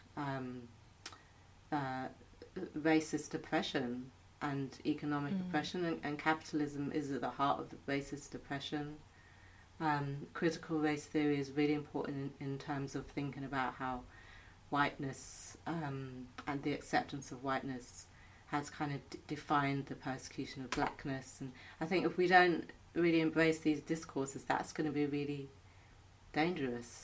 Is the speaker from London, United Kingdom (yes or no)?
yes; London, United Kingdom; I'm a Londoner